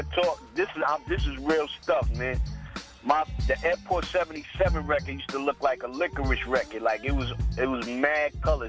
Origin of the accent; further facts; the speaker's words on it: Brooklyn, New York, United States; born there; I was born in Brooklyn, you know what I'm saying?